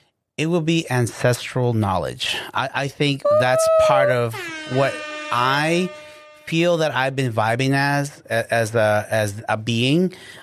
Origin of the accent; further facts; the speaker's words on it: Guatemala; No, I'm like Guatemalan. Okay. Straight up, like hardcore blood.